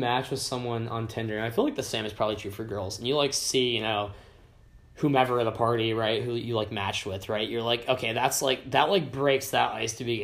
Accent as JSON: {"language": "English", "region": "upstate New York", "country": "United States", "said": "I'm from, upstate New York"}